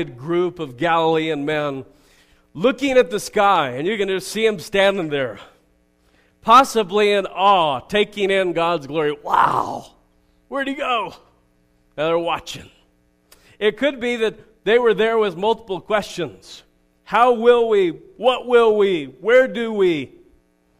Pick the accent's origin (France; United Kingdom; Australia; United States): United States